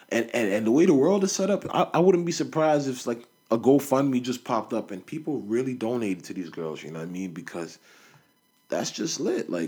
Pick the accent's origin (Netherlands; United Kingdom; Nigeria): Nigeria; I'm Nigerian my mom's Nigerian, like my whole family's Nigerian, both sides